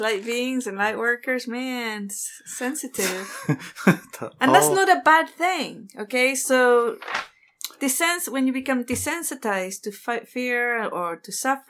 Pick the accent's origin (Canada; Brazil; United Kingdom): United Kingdom; England; moved away; I grew up in England.